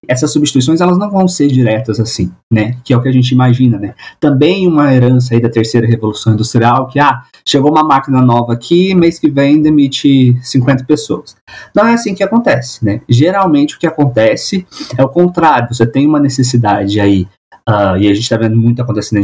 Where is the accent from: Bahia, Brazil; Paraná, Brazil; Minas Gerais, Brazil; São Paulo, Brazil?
Minas Gerais, Brazil; Sou mineiro, né? Sou de Minas.